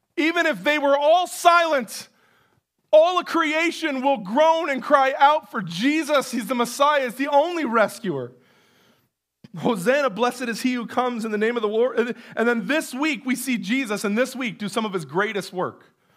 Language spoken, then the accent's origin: English; Canada; most of us being Canadian